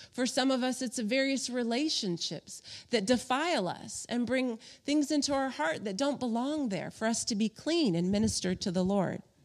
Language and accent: English; Palm Springs, California, United States; I grew up in Palm Springs, California, out in the desert